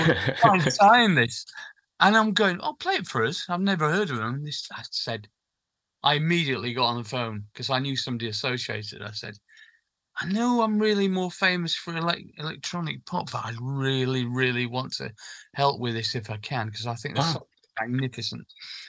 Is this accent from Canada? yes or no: no; Sheffield, Yorkshire and the Humber, United Kingdom; born or raised there